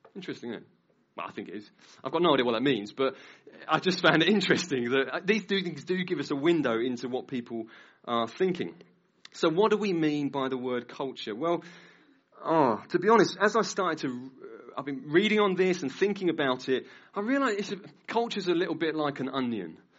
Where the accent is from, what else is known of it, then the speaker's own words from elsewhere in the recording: Norwich, East of England, United Kingdom; I've lived in Norwich all my life, I've been a Christian, though, now for about 19 years, 20 years